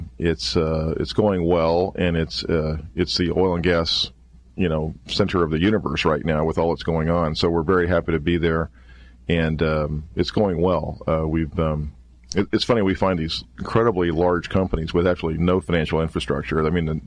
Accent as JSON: {"language": "English", "region": "Kansas", "country": "United States", "said": "I hail from a small town in Kansas"}